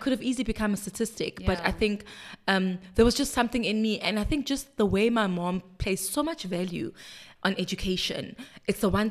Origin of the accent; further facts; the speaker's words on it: Soweto, Gauteng, South Africa; also born or lived in Vosloorus; I am a girl from Soweto Diepkloof. That's where I was born and bred, and then later moved to a township in the east called Vosloorus.